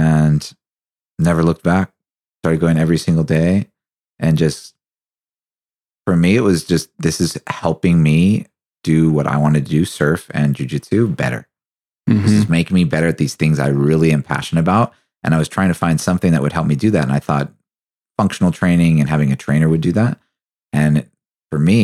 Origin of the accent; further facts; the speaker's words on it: Kauai, Hawaii, United States; I grew up in Kauai, Hawaii